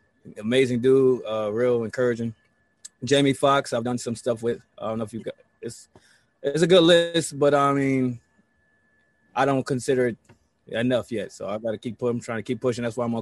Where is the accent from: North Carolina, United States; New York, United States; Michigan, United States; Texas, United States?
New York, United States; Buffalo; also born or lived in Los Angeles; Of course, I'm from Buffalo, New York.